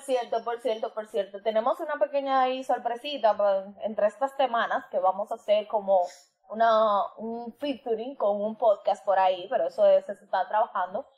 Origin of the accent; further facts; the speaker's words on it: Dominican Republic; como dominicano como isla